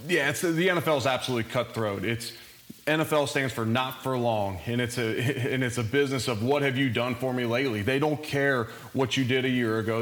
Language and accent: English; Cincinnati, Ohio, United States; moved away; also born or lived in Louisville; I'm originally from Cincinnati, so I grew up a big Bengals fan.